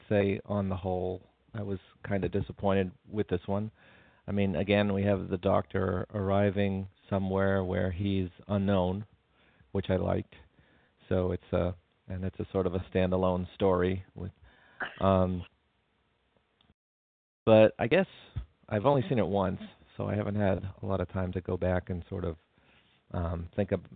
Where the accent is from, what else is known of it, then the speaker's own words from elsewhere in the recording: United States; as an American